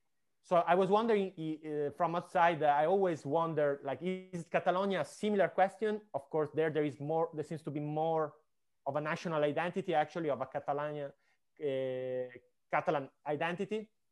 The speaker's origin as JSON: {"language": "English", "town": "Venice", "region": "Veneto", "country": "Italy", "said": "I'm from Venice, so Northern Italy"}